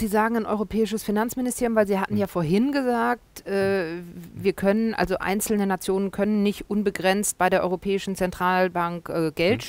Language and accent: German; Germany